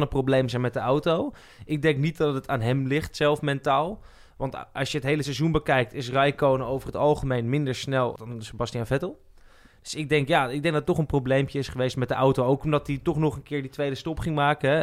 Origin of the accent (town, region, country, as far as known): Netherlands